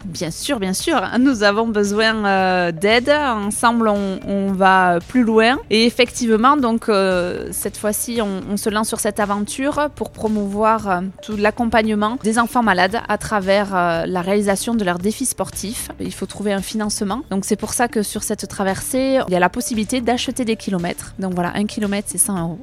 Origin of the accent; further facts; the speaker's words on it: Capbreton, Nouvelle-Aquitaine, France; on est arrivé en France à Cap-Breton, chez nous